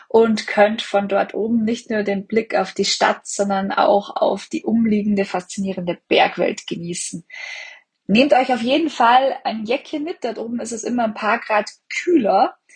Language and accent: German; Salzburg area, Austria; now in Salzkammergut, Austria; ich bin gebürtige Salzburgerin.